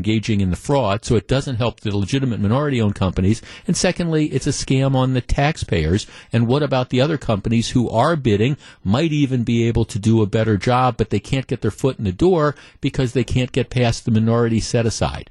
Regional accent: Glendale, Wisconsin, United States; I grew up in Glendale. When my parents moved here when I was like 9 or 10 years old

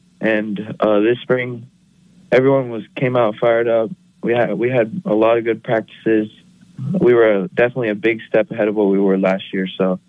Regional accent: Wellington, Florida, United States; I love playing for my hometown.

